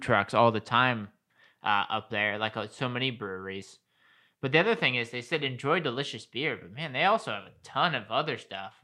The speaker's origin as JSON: {"language": "English", "area": "Colerain", "region": "Ohio", "country": "United States", "said": "I'm originally from Colbert"}